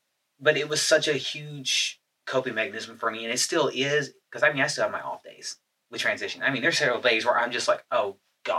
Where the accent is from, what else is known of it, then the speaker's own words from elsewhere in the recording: Northern Kentucky, United States; moved away as an adult; also born or lived in Florida; I'm originally from Kentucky.